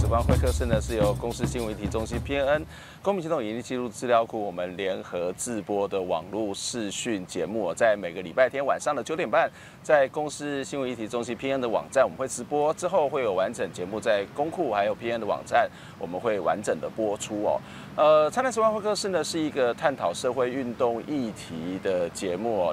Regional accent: Kaohsiung, Taiwan; 我小时候是住在中央公园了，刚刚我们在，呃，不是住在，住在高雄

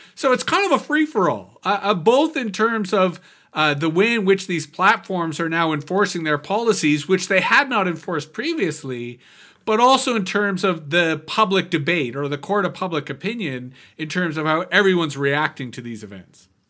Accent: Canada; I'm a Canadian

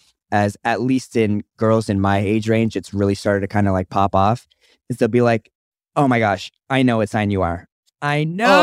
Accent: Anchorage, Alaska, United States; I'm actually from Anchorage, Alaska, where they breed moose.

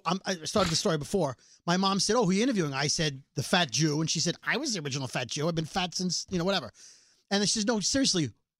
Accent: New York City, New York, United States; She says, please, I raised you in Bensonhurst.

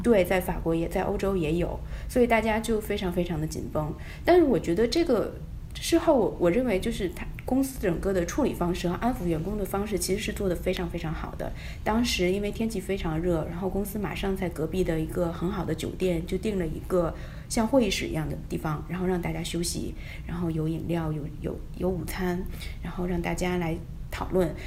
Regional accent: China; moved away as an adult; now in United States; 我是一个中国人，我也可以看中文

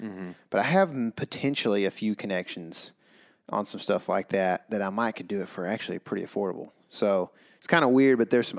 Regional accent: Saskatchewan, Canada; I always wanted to hunt whitetail growing up in Saskatchewan.

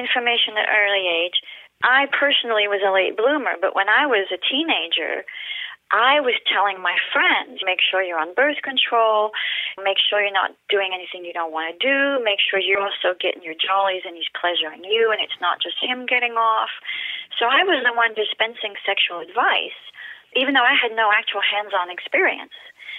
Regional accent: France; accent: British; moved away as an adult; now in United States; So I was born and raised in France to a British mother and a French father, which is why, in case your listeners are wondering, I don't have a French accent because I grew up bilingual and I came to the U.S. at 19

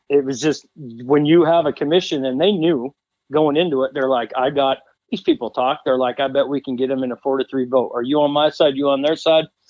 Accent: Montana, United States; also born or lived in Wyoming; now in Cody, United States; I grew up in Montana, where we couldn't bait

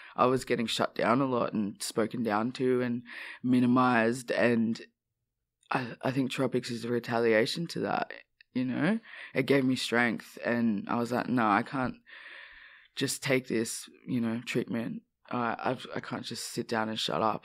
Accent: Australia; growing up in Australia

